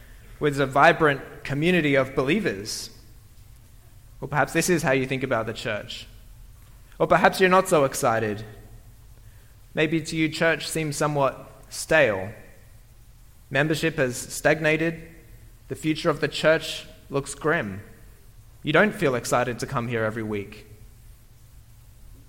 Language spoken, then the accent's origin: English; Australia; moved away; I come from Australia